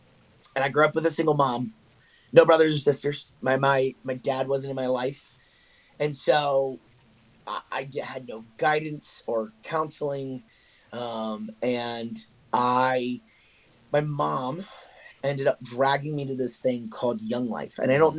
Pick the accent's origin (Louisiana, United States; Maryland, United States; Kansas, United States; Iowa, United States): Maryland, United States; Olney; now in Lancaster, United States; I'm originally from Olney, Maryland. I actually moved around a lot as a kid, but yeah, so I grew up in Maryland, ended up playing collegiate lacrosse at Messiah College